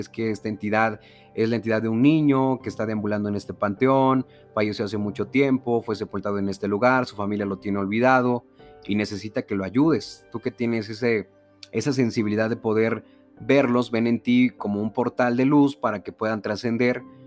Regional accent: Veracruz, Mexico; vengo del estado de Veracruz

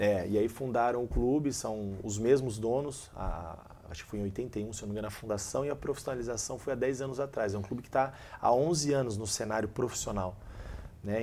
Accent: Valinhos, São Paulo, Brazil; now in Caxias do Sul, Brazil; eu sou natural de, de Valinhos, interior de São Paulo, próximo de Campinas

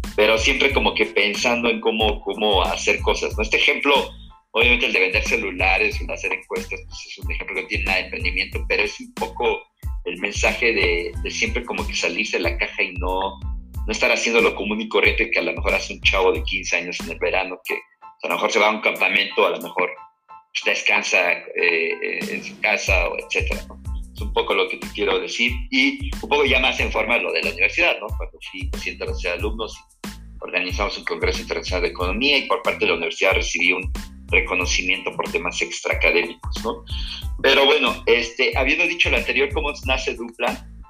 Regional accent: Puebla, Mexico; now in Mexico City, Mexico; yo soy poblano, nací en Puebla, Puebla, aunque ya tengo pues, más de 20 años viviendo en la Ciudad de México

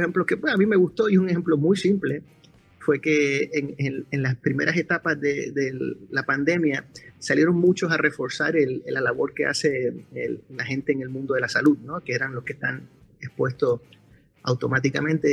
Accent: Puerto Rico; soy de Puerto Rico

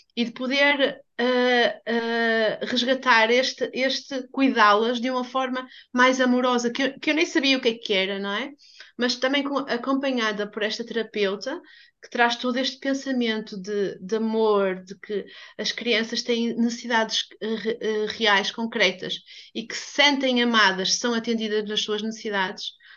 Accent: Portugal; eu sou portuguesa

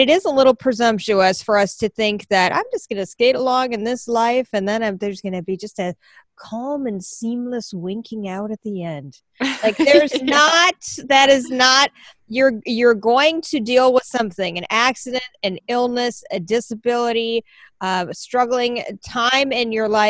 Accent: Minnesota, United States; as a Minnesotan

